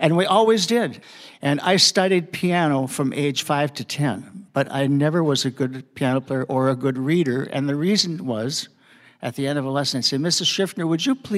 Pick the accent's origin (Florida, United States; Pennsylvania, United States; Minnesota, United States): Minnesota, United States; Hastings; also born or lived in Eagan, Minnesota; I was born in Hastings, Minnesota in 1943